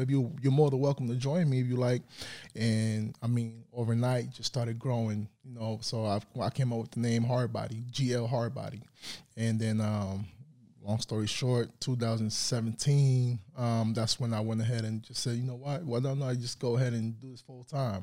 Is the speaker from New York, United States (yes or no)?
yes; New York City, New York, United States; moved away as an adult; now in Tulsa, United States; I'm from the Bronx, New York